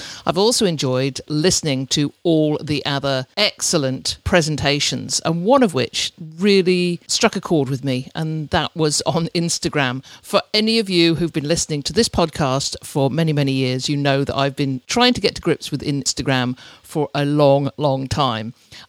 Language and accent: English; Oxford, South East England, United Kingdom; who hails from what I would call my hometown of Oxford in the UK. It's probably the one place that I lived at more years than I have any other.